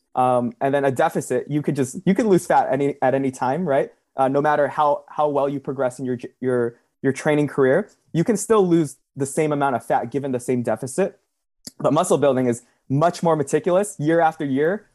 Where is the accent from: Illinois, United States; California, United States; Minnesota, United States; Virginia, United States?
California, United States; Southern; I'm from Southern California